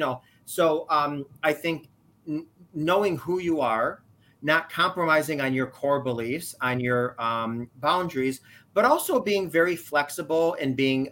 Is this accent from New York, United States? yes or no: yes; New York, United States; I am from New York